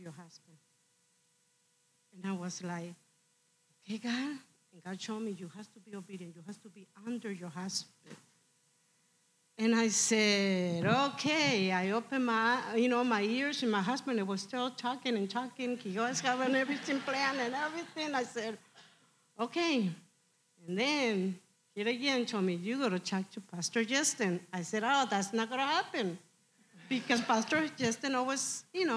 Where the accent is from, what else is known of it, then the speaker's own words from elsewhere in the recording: Mexico; moved away; I'm from Mexico. I was really poor